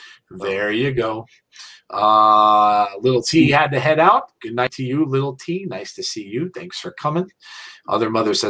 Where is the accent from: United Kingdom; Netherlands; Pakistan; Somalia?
United Kingdom; England; It might be because I'm English, but I really don't get the fascination in NASCAR.